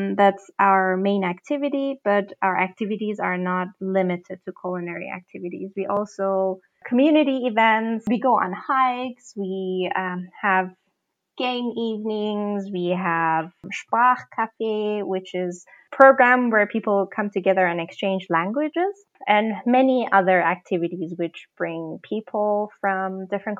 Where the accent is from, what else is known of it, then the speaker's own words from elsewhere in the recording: Tehran, Tehran Province, Iran; moved away as an adult; now in Freiburg, Germany; I'm from Iran, from Tehran. Currently, I'm living in Freiburg, Germany.